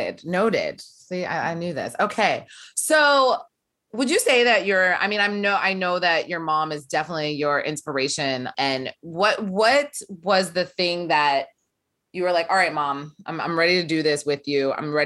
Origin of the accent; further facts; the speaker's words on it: Warren, Ohio, United States; We're from Ohio.